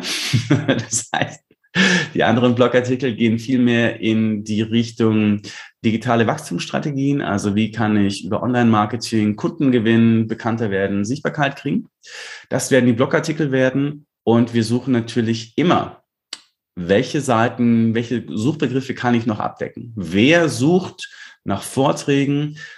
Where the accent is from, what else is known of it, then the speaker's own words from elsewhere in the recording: Lindau, Bavaria, Germany; Lindau, klar, ist meine Heimatstadt